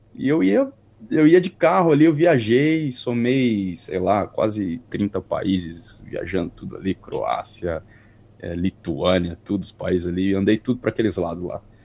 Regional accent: Carapicuíba, São Paulo, Brazil; moved away as an adult; also born or lived in Europe; now in New Zealand; sou de São Paulo, mais ou menos de Carapicuíba ali, perto da capital

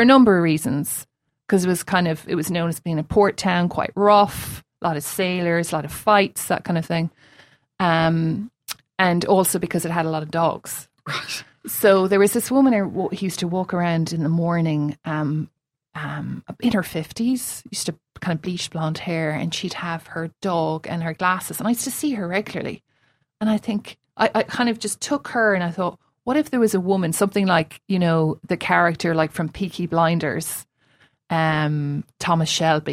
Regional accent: Limerick, Munster, Ireland; moved away as an adult; now in New Zealand; I'm from Limerick and I'm from suburban Limerick

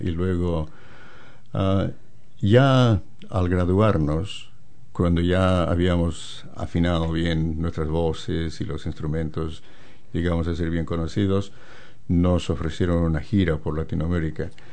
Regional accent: La Paz, Bolivia; moved away as an adult; also born or lived in Santa Cruz, Bolivia; now in New Zealand; yo nací en las montañas, en La Paz, la capital de Bolivia. Y allí me, me eduqué

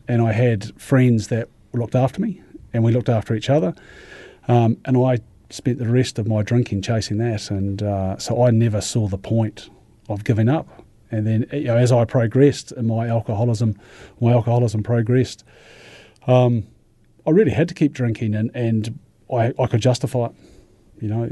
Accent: Ashburton, Canterbury, New Zealand; I come from Ashburton originally, actually, and born in Ashburton

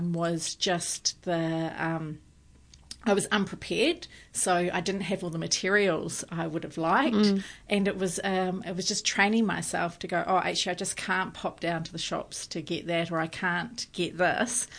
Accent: New Zealand; being a New Zealander, my European

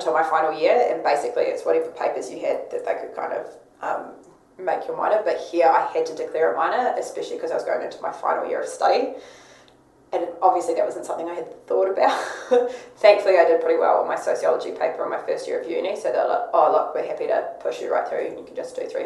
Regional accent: Wellington, New Zealand; moved away as an adult; now in Christchurch, New Zealand; growing up in Wellington where we experienced a lot of earthquakes growing up

